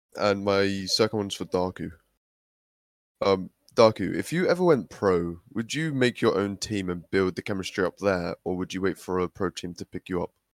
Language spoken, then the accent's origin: English; United Kingdom; I'm from the United Kingdom, U K